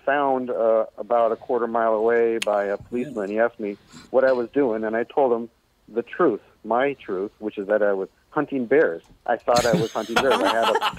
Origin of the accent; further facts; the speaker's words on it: Bremerton, Washington, United States; Right where I am now, Bremerton, Washington